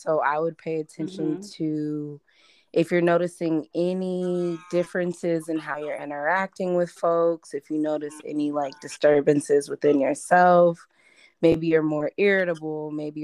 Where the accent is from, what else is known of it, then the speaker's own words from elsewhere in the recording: Champaign, Illinois, United States; moved away as an adult; also born or lived in Detroit, Michigan; now in Maryland, United States; I was raised in Champaign-Urbana.